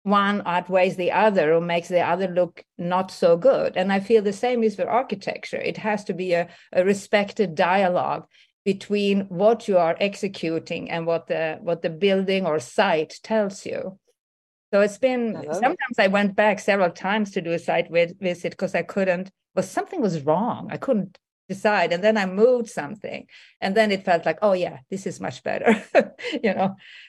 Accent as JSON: {"language": "English", "country": "Sweden", "tie": "born or raised there", "also_born_or_lived": "New York", "moved": "as an adult", "said": "I grew up in Sweden"}